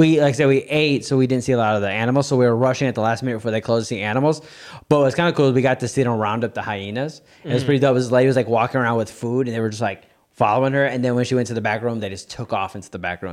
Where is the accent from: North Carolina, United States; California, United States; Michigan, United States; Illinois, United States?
Illinois, United States; we're from Illinois, so deep dish is a staple.